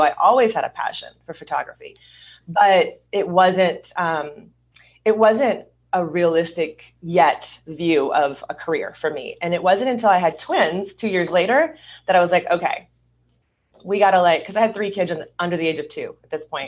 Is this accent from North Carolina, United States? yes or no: no; Louisiana, United States; also born or lived in Hollywood, California / suburbs of Southern California; now in Southern California, United States; I'm originally from Louisiana